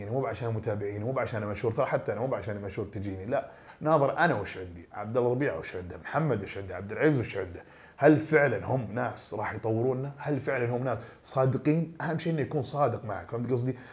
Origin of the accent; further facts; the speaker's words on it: Eastern Province, Saudi Arabia; من الشرقيه مره كويس انا من الشرقيه